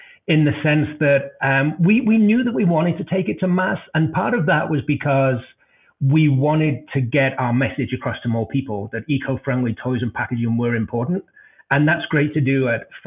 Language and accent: English; Denver, Colorado, United States; my hometown of Denver